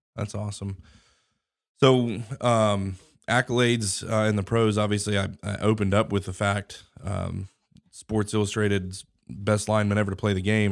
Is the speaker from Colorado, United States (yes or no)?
yes; Colorado, United States; I was born in Colorado